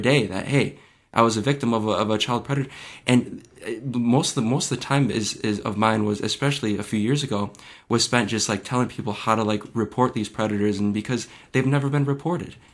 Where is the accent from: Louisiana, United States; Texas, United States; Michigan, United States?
Michigan, United States; my home state of Michigan